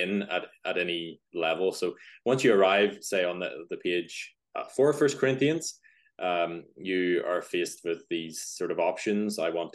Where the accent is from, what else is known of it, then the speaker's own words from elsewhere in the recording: Northern Ireland, United Kingdom; also born or lived in Belfast; As you can probably hear, if you know accents, I'm from Northern Ireland, just live outside Belfast